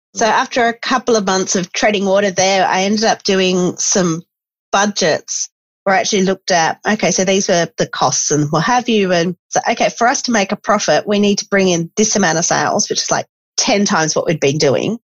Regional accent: Esperance, Western Australia, Australia; I grew up in Esperance

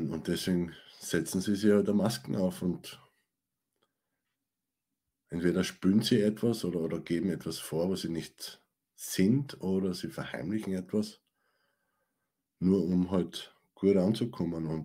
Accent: Styria, Austria; Ich meine, ich komme aus der Steiermark

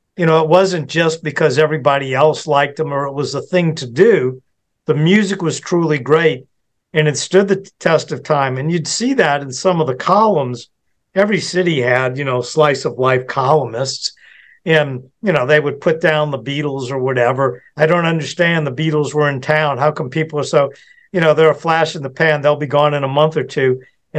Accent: United Kingdom; I know for me, being British, that was cool to me.

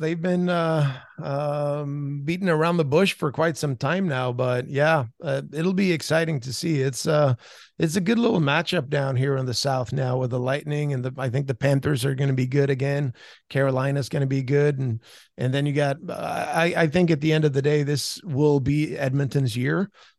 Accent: Sweden; English is a second language; I'm still, you know, very proud to say I'm from Rita Holm. I played there growing up

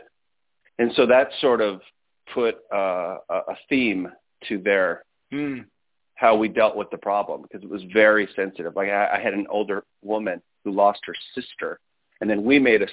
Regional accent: Las Vegas, Nevada, United States; we grew up here in Las Vegas, Nevada

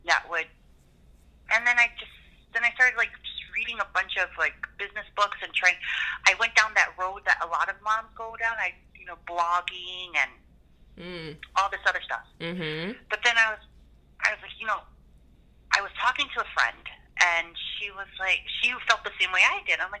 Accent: Waipahu, Hawaii, United States; moved away as an adult; also born or lived in East Coast, United States; I was born and raised in Hawaii. Uh, I grew up in Waipahu. And then I actually moved to the East Coast after I graduated back in 2000.

